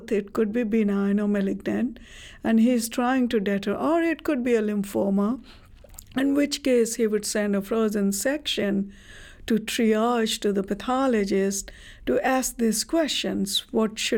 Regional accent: India; moved away; I come from India

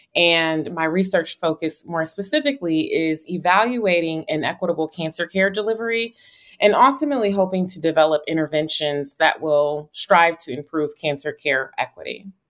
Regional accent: Buffalo, New York, United States; moved away as an adult; also born or lived in Atlanta / Chicago / North Carolina; now in New Haven, United States; I am originally from Buffalo, New York, where I was born and raised

